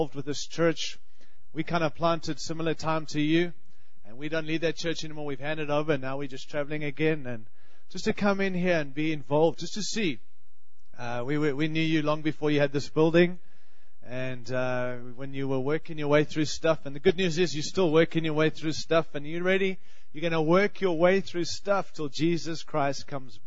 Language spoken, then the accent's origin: English; Australia; now in United States; I have a funny accent. I'm from Australia